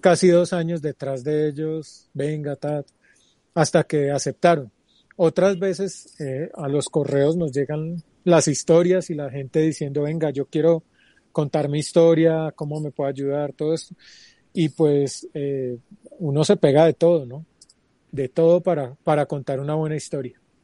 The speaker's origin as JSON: {"language": "Spanish", "town": "Pereira", "region": "Risaralda", "country": "Colombia", "tie": "born or raised there", "also_born_or_lived": "Medellín / Quindío", "moved": "yes", "lives_now": "Bogotá, Colombia", "said": "Nací en Pereira hace 41 años"}